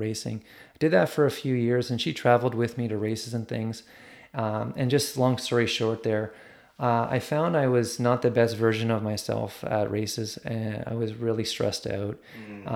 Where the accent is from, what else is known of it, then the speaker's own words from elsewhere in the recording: Ottawa, Ontario, Canada; growing up in Ottawa